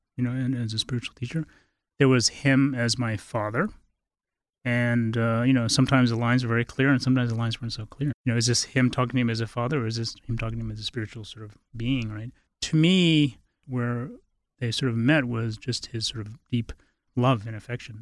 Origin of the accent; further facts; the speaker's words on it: Bodh Gaya, Bihar, India; also born or lived in Halifax, Nova Scotia; now in Boulder, United States; I was raised in India, uh, with my mother. we were in a Tibetan refugee situation